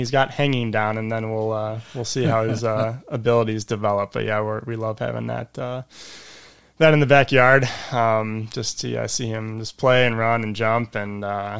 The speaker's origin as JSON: {"language": "English", "town": "Elmhurst", "region": "Illinois", "country": "United States", "tie": "born or raised there", "said": "I grew up in Elmhurst, grew up at Grace Bible Church"}